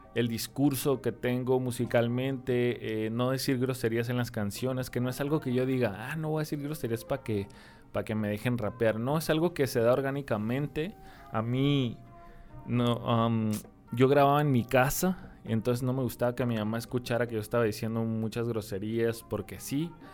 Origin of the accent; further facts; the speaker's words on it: Tijuana, Baja California, Mexico; yo soy de Tijuana, Baja California